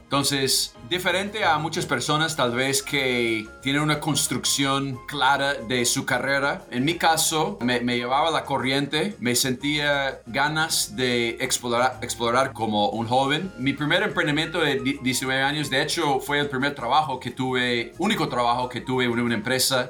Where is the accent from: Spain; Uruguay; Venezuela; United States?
United States; Spanish is a second language; moved away as an adult; also born or lived in Colombia; nací en Estados Unidos, me, me obviamente soy de acá